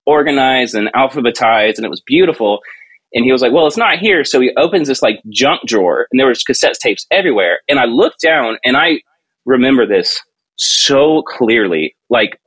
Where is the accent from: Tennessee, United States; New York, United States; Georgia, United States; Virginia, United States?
Georgia, United States; I grew up in Georgia. And Lake Lanier Islands was this big water park thing